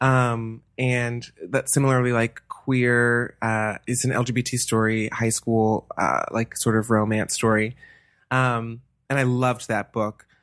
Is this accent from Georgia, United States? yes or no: yes; Atlanta, Georgia, United States; moved away as an adult; also born or lived in New Hampshire; now in Los Angeles, United States; I'm from Atlanta, Georgia, born and raised.